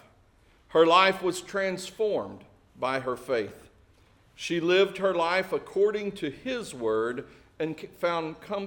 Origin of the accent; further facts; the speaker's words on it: Springdale, United States; my hometown, which is just south of here, Springdale